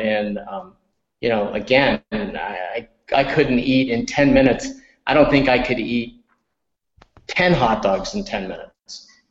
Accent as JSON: {"language": "English", "region": "upstate New York", "country": "United States", "tie": "born or raised there", "said": "I grew up in upstate New York"}